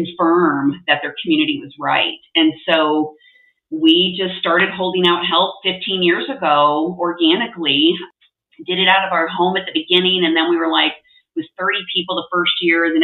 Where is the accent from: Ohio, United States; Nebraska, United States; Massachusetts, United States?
Nebraska, United States; moved away as an adult; now in Utah, United States; I'm not from Utah. I'm from Nebraska, of all places. And so we moved with my husband kind of all over the U.S., landed in Utah.